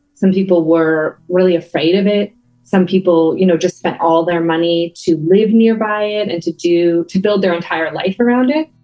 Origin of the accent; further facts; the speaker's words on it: Toronto, Ontario, Canada; moved away as an adult; also born or lived in San Diego / Hamilton, Ontario; I grew up in Toronto